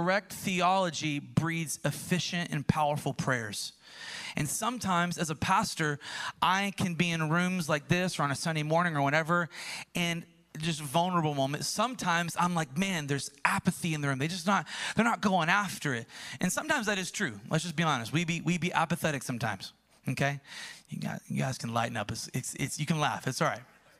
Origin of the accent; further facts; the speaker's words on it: United States; growing up in America, in an American church